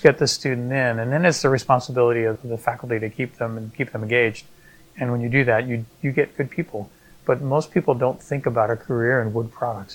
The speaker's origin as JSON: {"language": "English", "region": "outside New York City", "country": "United States", "tie": "born or raised there", "moved": "yes", "lives_now": "Australia", "said": "I grew up outside New York City"}